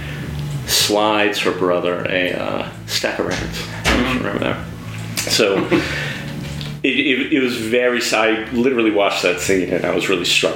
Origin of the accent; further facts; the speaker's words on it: Newton Lower Falls, Massachusetts, United States; grew up in Newton Moore Falls.